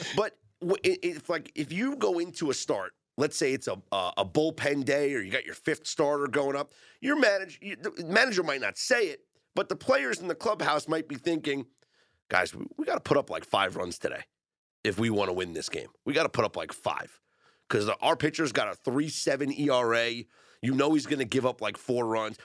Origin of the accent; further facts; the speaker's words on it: New York, United States; I'm a New Yorker.